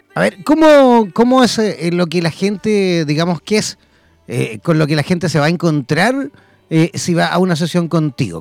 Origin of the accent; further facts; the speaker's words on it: Copiapó, Atacama, Chile; salí del Liceo de Música aquí en Copiapó